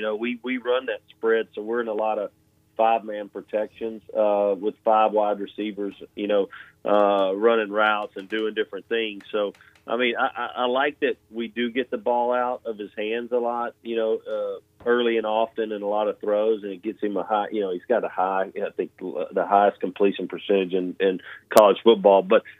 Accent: Starkville, Mississippi, United States; born there; last week was a big game for me and my family because I was born in Starkville.

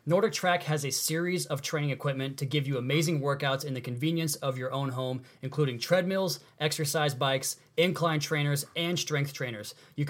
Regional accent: Pacific Northwest, United States; as a kid, I grew up in the Pacific Northwest.

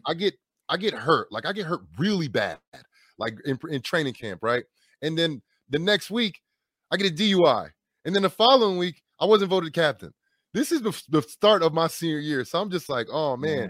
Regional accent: New York, New Jersey, United States; moved away as an adult; also born or lived in Wisconsin; drafted by the New York Giants at a high round draft pick, in my hometown

